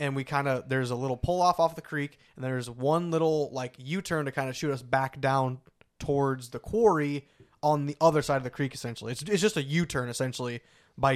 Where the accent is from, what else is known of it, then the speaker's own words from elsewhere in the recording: Illinois River, United States; I grew up on the Illinois River